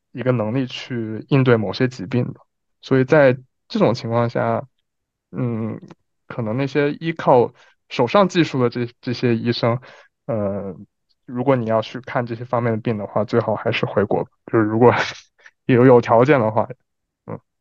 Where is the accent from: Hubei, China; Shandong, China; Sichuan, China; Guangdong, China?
Hubei, China; Wuhan; moved away as an adult; also born or lived in Geneva / Paris / Milan; now in Beijing, China; 北京是我待的时间最长的，当然武汉是我家乡了，就是，呃，就除开我家乡之外，待的时间最长的城市